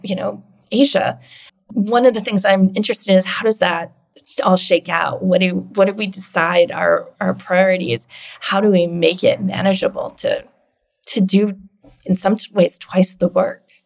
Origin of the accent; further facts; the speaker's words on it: Canada; now in United States; I'm Canadian